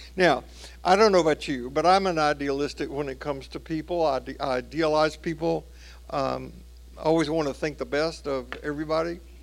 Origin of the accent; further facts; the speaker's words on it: Tennessee, United States; my home state of Tennessee